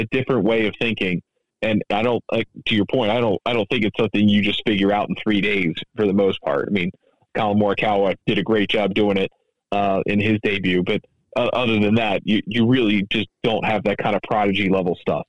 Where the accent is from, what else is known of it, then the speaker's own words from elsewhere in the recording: United States; as an American